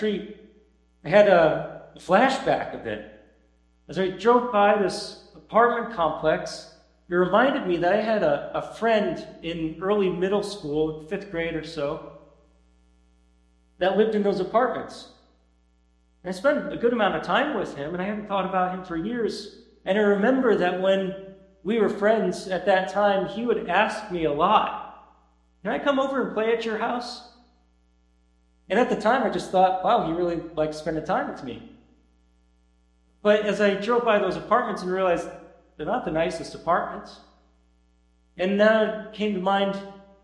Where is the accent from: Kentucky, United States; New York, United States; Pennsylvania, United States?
New York, United States; near Syracuse; moved away; my hometown near Syracuse